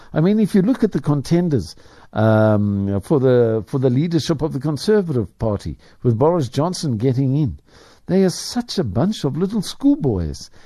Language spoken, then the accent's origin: English; Ireland; now in South Africa; I speak as an Irishman